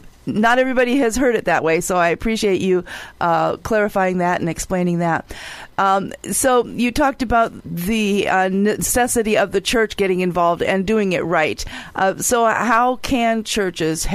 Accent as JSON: {"language": "English", "country": "United States", "said": "I am white American woman."}